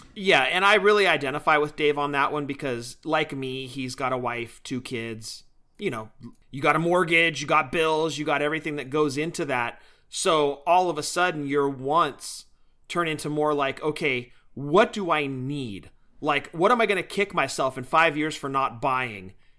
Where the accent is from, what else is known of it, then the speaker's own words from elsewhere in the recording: Bay Area, California, United States; moved away as an adult; now in the valley, California, United States; born and raised in the Bay Area, both of us